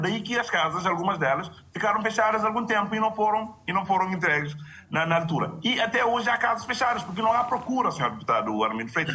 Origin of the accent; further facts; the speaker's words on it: Picos, Cape Verde; Picos também, que é a zona onde eu nasci